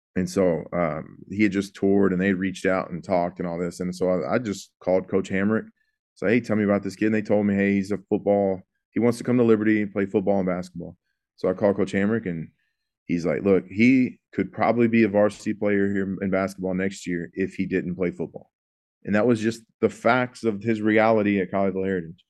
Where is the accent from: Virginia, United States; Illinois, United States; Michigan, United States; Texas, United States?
Texas, United States; Houston; I'm from the Houston area